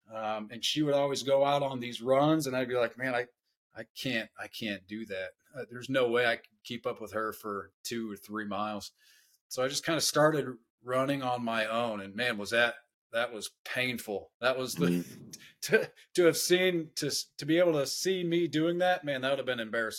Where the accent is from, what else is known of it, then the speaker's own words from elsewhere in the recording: Northeast Ohio, United States; I grew up in Northeast Ohio, so it's as cold in the wintertime